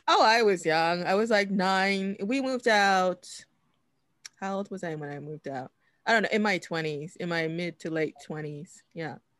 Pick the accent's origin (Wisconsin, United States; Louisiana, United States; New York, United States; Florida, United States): New York, United States; New York City; I grew up in Washington Heights